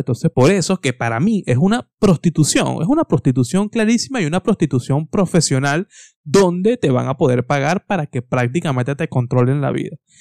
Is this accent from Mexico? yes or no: no; Venezuela; soy venezolano